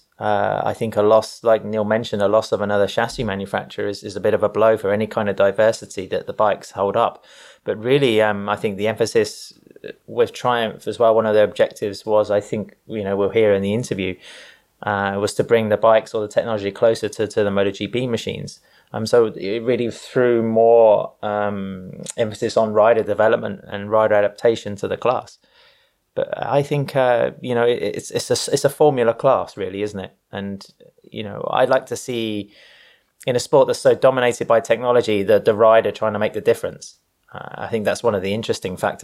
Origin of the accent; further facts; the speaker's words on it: England, United Kingdom; moved away as an adult; now in Barcelona, Spain; I'm English.